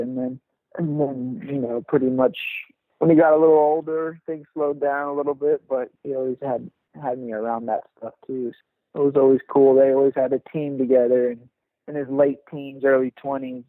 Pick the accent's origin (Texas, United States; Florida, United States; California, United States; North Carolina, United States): Texas, United States; South; I grew up just here in Texas, South